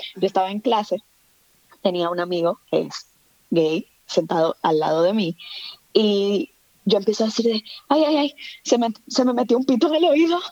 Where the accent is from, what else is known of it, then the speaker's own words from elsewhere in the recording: Santo Domingo, Distrito Nacional, Dominican Republic; moved away as an adult; also born or lived in Mexico; now in Spain; yo nací, crecí en Santo Domingo